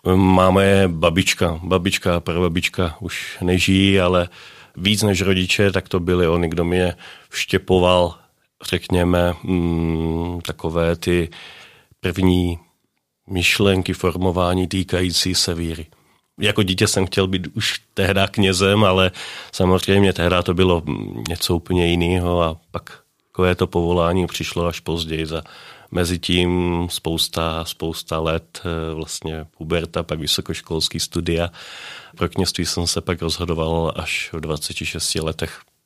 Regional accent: a small village near Trnava, Trnava Region, Slovakia; Czech is a second language; moved away as an adult; also born or lived in Brno, Czech Republic; now in Nové Město na Moravě, Czech Republic; já pocházím ze Slovenska, z takové malé vesnice u Trnavy, Dolná Loučice

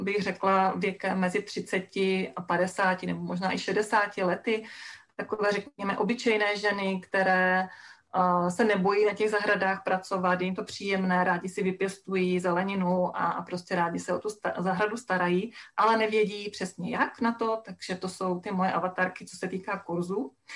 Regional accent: a village in Haná, Czechia; also born or lived in central Moravia; já jsem vyrostla na Hanácké vesnici

